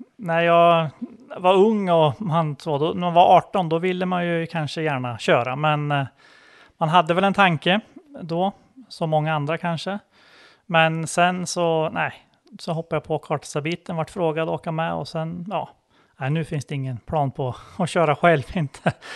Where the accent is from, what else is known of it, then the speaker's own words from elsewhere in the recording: Bie, Södermanland, Sweden; Jag är från Bie utanför Katrineholm